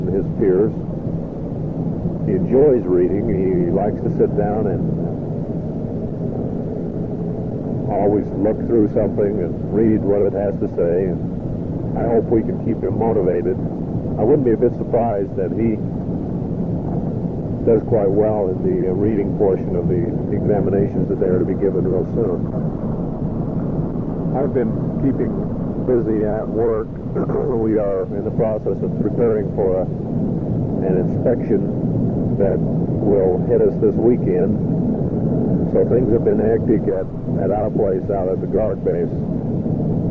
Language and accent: English; Newton, Utah, United States; moved away; growing up in Newton